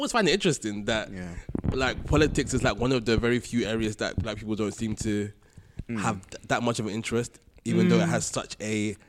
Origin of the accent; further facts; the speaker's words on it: United Kingdom; With black people, I guess, like, even though, like, we're British